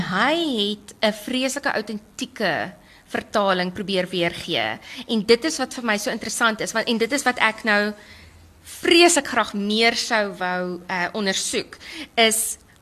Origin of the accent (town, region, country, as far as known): South Africa